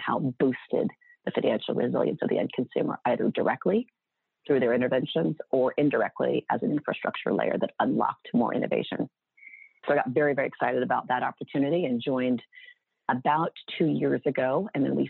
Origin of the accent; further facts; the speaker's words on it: Huntington Beach, California, United States; I grew up in Huntington Beach, Southern California